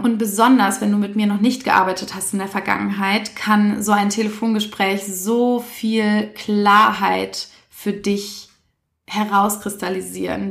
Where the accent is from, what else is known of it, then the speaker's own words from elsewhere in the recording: Essen, North Rhine-Westphalia, Germany; also born or lived in Berlin; in Essen übrigens, da bin ich die größte Zeit meines Lebens aufgewachsen, obwohl ich gebürtige Berlinerin bin.